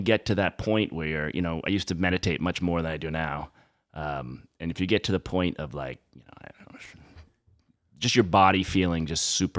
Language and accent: English; Massachusetts, United States; I'm from the South Shore, so, you know, I don't know.